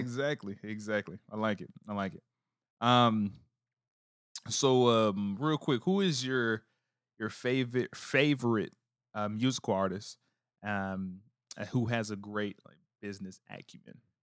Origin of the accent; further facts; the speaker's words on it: New Orleans, Louisiana, United States; moved away; me growing up as a, in New Orleans